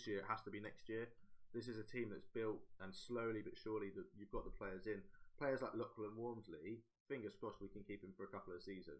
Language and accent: English; Halifax, Yorkshire and the Humber, United Kingdom; It's my hometown. We've got Halifax